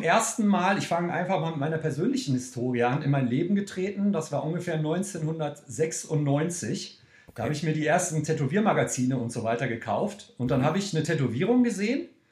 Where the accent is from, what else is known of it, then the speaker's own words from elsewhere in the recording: Cologne, North Rhine-Westphalia, Germany; von meinem Heimatort Köln, von meiner Wohnung